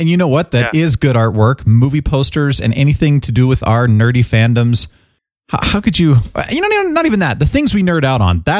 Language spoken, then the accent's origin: English; Phoenix, Arizona, United States; moved away; when I was growing up in Phoenix, everybody let their cats outside.